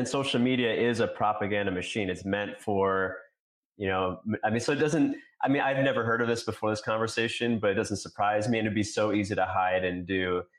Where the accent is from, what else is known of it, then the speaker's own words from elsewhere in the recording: New York, United States; I grew up in New York. I was in New York during the election.